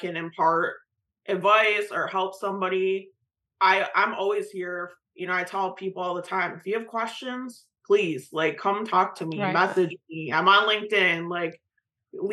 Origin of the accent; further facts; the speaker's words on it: Michigan, United States; moved away as an adult; now in North Carolina, United States; I'm originally from Michigan. Now I'm in North Carolina to be at ACHC